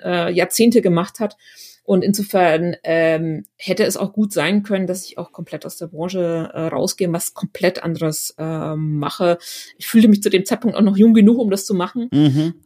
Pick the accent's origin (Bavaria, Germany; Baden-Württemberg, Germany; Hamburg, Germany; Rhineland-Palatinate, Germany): Bavaria, Germany; Schwabach; tatsächlich bin ich in einem kleinen Dorf ähm, aufgewachsen in der Nähe von Schwabach